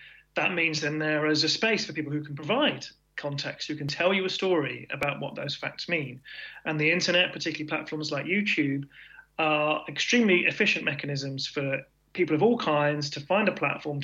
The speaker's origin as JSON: {"language": "English", "country": "United Kingdom", "said": "as British people"}